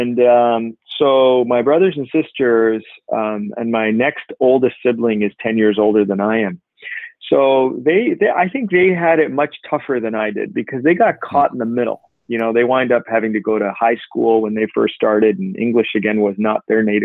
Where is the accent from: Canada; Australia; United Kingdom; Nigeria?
Canada; Toronto, Ontario; English is a second language; moved away as an adult; also born or lived in India / Chicago / Michigan; grew up in Canada, went through all of the junior school, middle school, and high school here in Etobicoke